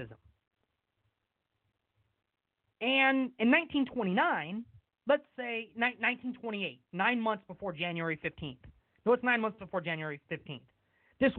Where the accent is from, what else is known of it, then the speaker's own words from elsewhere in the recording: West Sacramento, California, United States; here in my hometown of West Sacramento